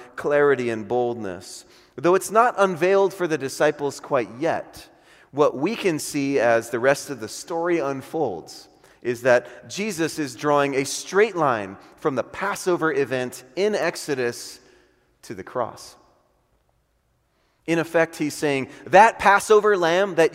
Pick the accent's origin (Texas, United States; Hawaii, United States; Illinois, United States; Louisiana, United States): Hawaii, United States; Honolulu; moved away; I'm from Honolulu, Hawaii